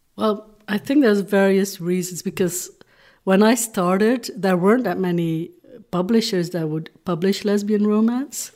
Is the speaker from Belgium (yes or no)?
yes; Flanders, Belgium; first language Dutch; English is a second language; also born or lived in Hong Kong; I'm from Belgium